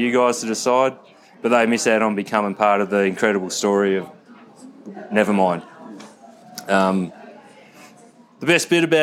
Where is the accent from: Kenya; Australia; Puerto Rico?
Australia; Geelong, Victoria; growing up here